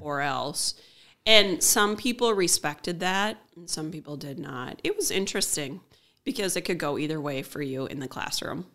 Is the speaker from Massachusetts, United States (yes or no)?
no; Willmar, Minnesota, United States; also born or lived in Raymond, Minnesota / Grove City, Minnesota / Dassel, Minnesota / Lake Lillian, Minnesota; Right here in Wilmer, Minnesota.